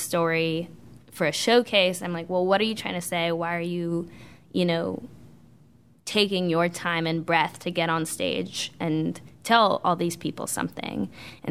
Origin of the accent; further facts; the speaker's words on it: Bay Area, California, United States; moved away as an adult; now in Charlotte, United States; I'm from California, grew up in the Bay Area, which is very, very liberal